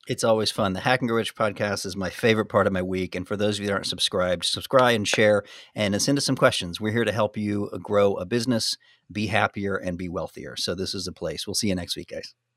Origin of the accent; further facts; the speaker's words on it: United States; I'm American.